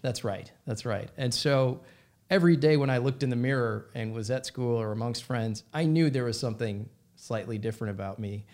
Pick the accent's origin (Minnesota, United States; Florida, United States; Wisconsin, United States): Minnesota, United States; I grew up in Minnesota